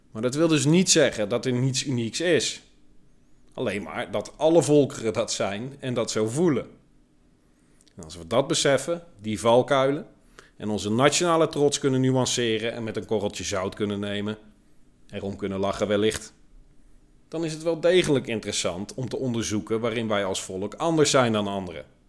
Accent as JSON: {"language": "Dutch", "country": "Netherlands", "tie": "born or raised there", "said": "Ik ben een trotse Nederlander"}